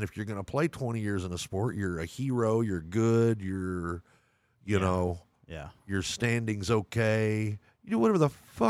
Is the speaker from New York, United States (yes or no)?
no; Lubbock, Texas, United States; I grew up in Lubbock, Texas, man.